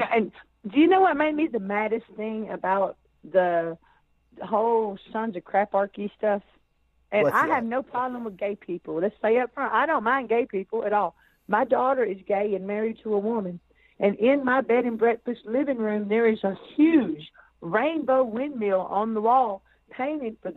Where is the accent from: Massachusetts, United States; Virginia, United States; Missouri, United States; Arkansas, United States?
Arkansas, United States; I'm from Arkansas